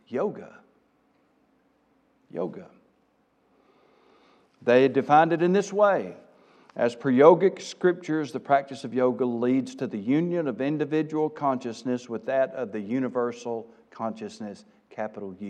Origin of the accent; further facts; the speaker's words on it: South Arkansas, United States; accent: South Arkansas; Forgive my South Arkansas coming out